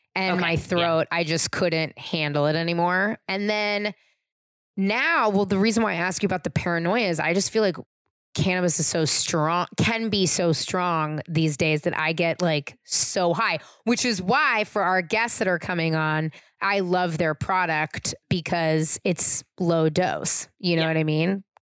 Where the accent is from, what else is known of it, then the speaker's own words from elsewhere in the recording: San Francisco, California, United States; I'm from San Francisco